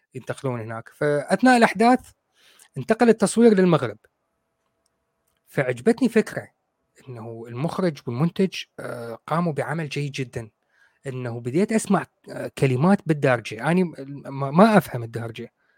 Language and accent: Arabic; Iraq; عندنا بالعراق